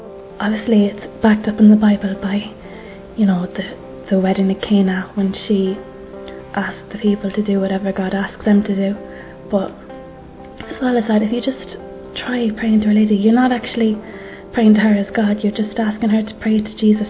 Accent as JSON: {"language": "English", "country": "Ireland", "said": "I'm 25 and I'm from Ireland"}